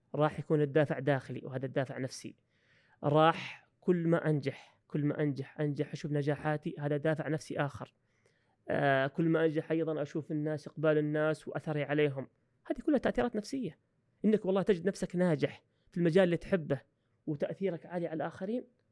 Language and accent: Arabic; Saudi Arabia; also born or lived in Australia; عندنا في السعوديه